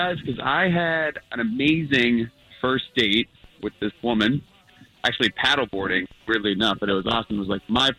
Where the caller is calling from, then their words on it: Altamont, United States; Hey, guys, Altamont.